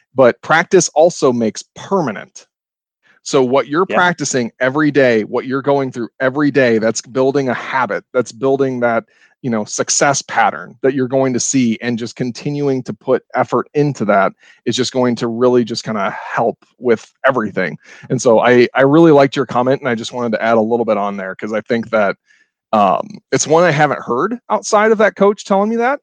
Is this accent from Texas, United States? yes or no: no; Ohio, United States; now in Madison, United States; I'm from Ohio originally, but moving up here